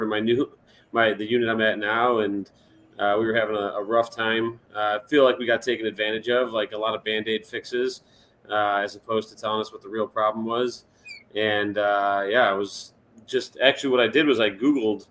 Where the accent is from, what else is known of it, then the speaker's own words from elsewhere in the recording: Chicago, Illinois, United States; moved away as an adult; also born or lived in Europe; now in Indianapolis, United States; born and raised in Chicago, live in Indianapolis now or outside of it